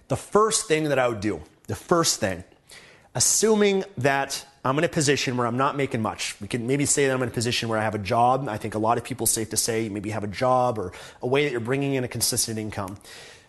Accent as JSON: {"language": "English", "country": "Canada", "said": "I'm from Canada"}